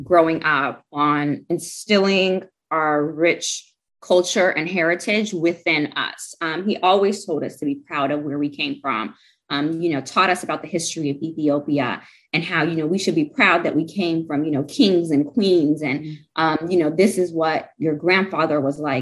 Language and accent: English; Seattle, Washington, United States; growing up in Seattle, Washington